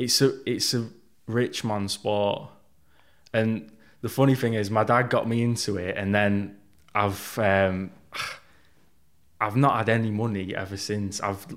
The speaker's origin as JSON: {"language": "English", "town": "Manchester", "region": "North West England", "country": "United Kingdom", "tie": "born or raised there", "said": "Yeah, so I grew up around South Manchester. I was always the smallest, shyest kid."}